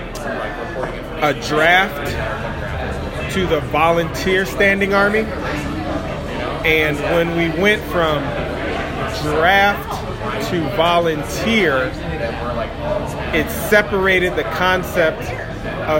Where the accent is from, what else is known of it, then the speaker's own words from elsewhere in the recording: Chicago, Illinois, United States; moved away; I'm from Chicago